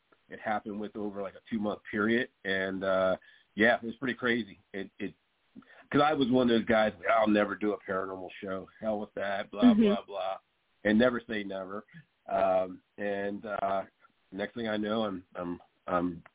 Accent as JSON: {"language": "English", "region": "Delaware", "country": "United States", "said": "Fort Delaware. It's in my home state."}